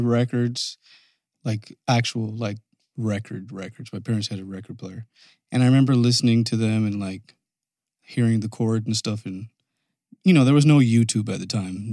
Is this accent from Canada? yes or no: yes; Canada; moved away; I'm from Canada